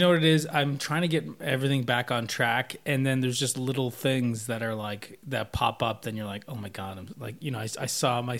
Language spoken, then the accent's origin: English; Canada; I'm Canadian